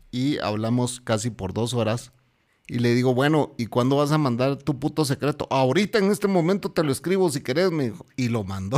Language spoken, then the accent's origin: Spanish; Guatemala; Yo soy el Chapín